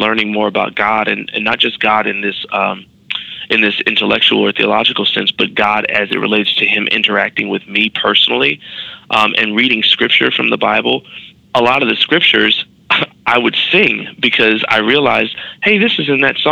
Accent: Chicago, Illinois, United States; moved away as an adult; also born or lived in New York; a black kid growing up in Chicago

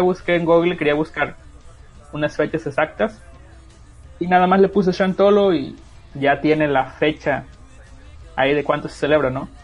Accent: Huasteca, Mexico; yo, de donde soy, es una región que se llama la Huasteca, ocupa varios estados

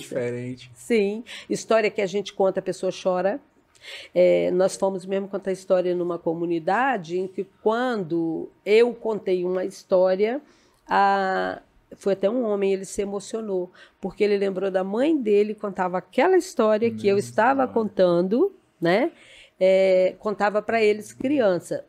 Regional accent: Afonso Cláudio, Espírito Santo, Brazil; Eu sou natural de Afonso Cláudio

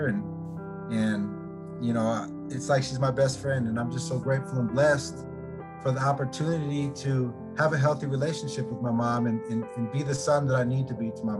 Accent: Olympia, Washington, United States; I'm from Olympia, Washington

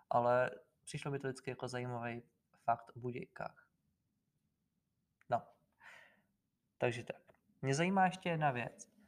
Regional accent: Sokolov, Karlovy Vary Region, Czechia; born there; já jsem se narodil v Sokolově a Sokolov teda taky není úplně výkladní skříň

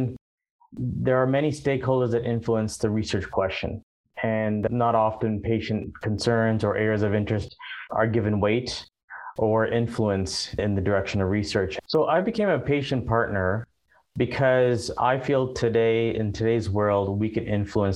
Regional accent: Ottawa, Ontario, Canada; also born or lived in overseas / Vancouver; now in Calgary, Canada; originally I'm from Ottawa, and then I lived overseas for quite a number of years before landing in Vancouver. And then from Vancouver, I moved to Calgary

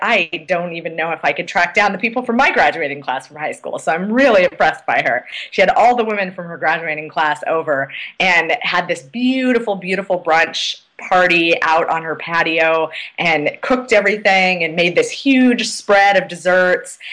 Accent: Oregon, United States; now in Washington, D.C., United States; I grew up in Oregon.

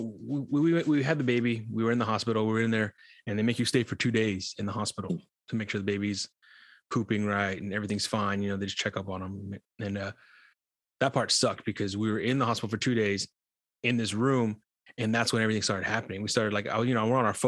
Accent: Bakersfield, California, United States; born or raised there; also born or lived in Santee, San Diego; now in San Diego, United States

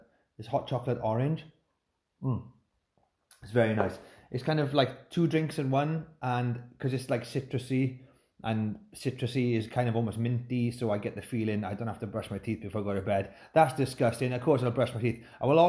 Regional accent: Llanelli, Wales, United Kingdom; As if I need to prove that I'm from Llanelli.

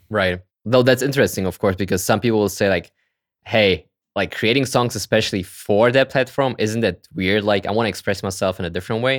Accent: Kazakhstan; I was born in Kazakhstan, actually, like in the former Soviet Union

